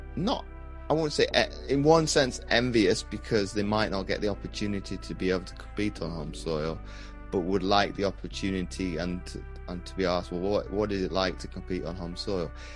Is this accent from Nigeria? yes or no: no; Wales, United Kingdom; I've been growing up in, in Wales